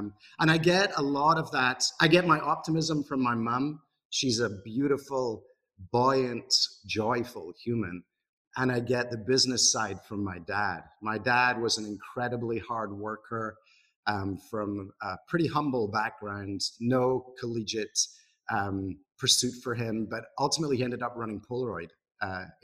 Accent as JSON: {"language": "English", "town": "Broughty Ferry", "region": "Scotland", "country": "United Kingdom", "tie": "born or raised there", "also_born_or_lived": "Glasgow", "moved": "as an adult", "lives_now": "Seattle, United States", "said": "I'm Scottish, and I was born in a town called Broughty Ferry, which none of you have heard of, but it's a little town close to Dundee on the east coast of Scotland."}